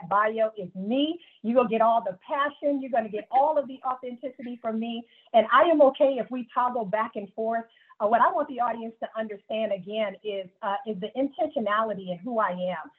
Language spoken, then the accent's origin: English; Greenville, South Carolina, United States; growing up in Greenville, South Carolina